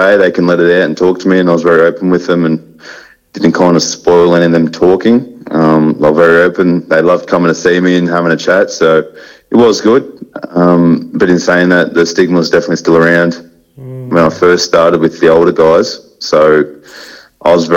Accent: Aberfeldie, Victoria, Australia; I grew up in Aberfeldy.

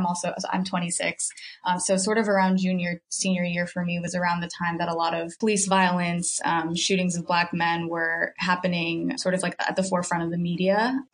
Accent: Philippines; also born or lived in Brooklyn, New York; now in New York City, United States; I'm originally from the Philippines. I was born overseas and then came here with my parents when I was about like 3 or 4. Grew up in New Jersey and yeah, now living in New York.

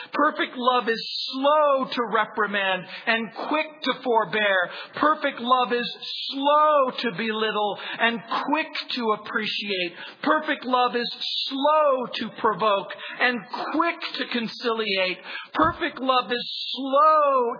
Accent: Southern California, United States; also born or lived in New Orleans, Louisiana / San Francisco; I was born in New Orleans. I was raised in Southern California

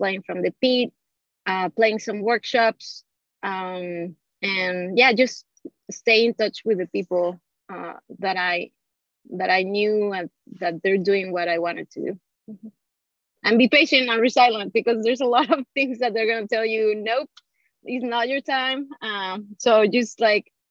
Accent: Mexico City, Mexico; moved away as an adult; now in New York City, United States; I'm from Mexico City.

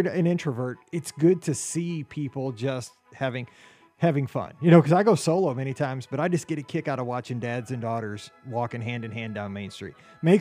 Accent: Missouri, United States; I'm from Missouri

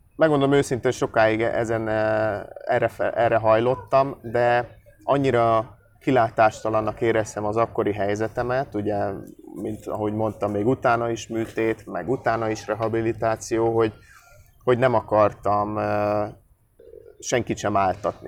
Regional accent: Budapest, Hungary; moved away as an adult; now in Debrecen, Hungary; ugye én amúgy budapesti vagyok, és az egy jó nagy város.

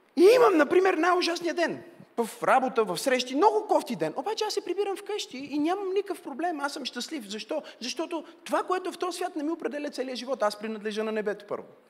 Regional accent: Bulgaria; сме българи

